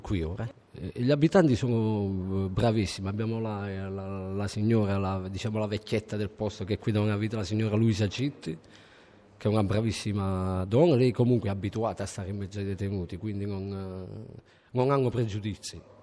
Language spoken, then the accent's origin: Italian; Cerignola, Apulia, Italy; also born or lived in Lucca; now in Gorgona, Italy; sono di Cerignola, provincia di Foggia